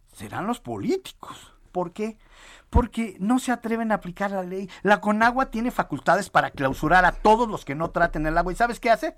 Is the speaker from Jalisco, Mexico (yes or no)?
no; a small town in Michoacán, Mexico; soy de un pueblito de Michoacán